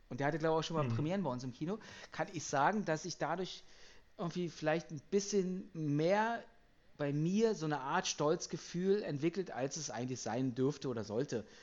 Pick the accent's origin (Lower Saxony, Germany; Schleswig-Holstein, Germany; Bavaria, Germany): Schleswig-Holstein, Germany; Kiel; Als Kieler bin ich aber auch nicht, äh, dürfte ich auch nicht unnötig sein, weil Halbfinale ist Halbfinale für so einen Kieler Verein.